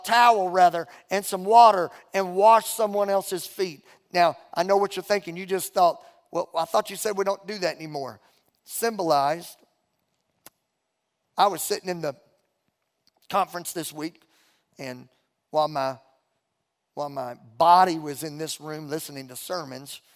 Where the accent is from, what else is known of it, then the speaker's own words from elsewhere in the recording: Beauregard Parish, Louisiana, United States; moved away; I'm from Louisiana. Mom and Dad raised me and my sister in Beauregard Parish, Louisiana